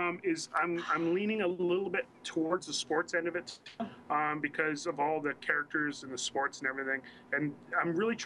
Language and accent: English; Northwest Territories, Canada; being isolated growing up in Northwest Territories